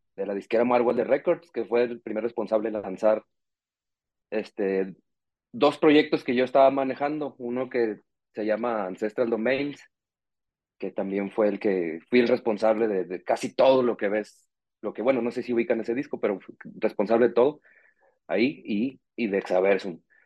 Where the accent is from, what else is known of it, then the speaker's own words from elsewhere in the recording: Nuevo Laredo, Tamaulipas, Mexico; moved away as an adult; now in Guadalajara, Mexico; Yo soy de, de Nuevo Laredo, Tamaulipas, en realidad, pero vivo aquí en Guadalajara desde hace 12 años